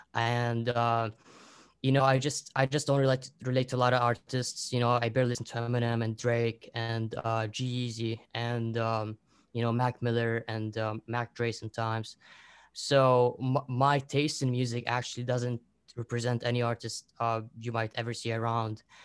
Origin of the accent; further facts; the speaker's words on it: Lebanon; now in Qatar; I'm from Lebanon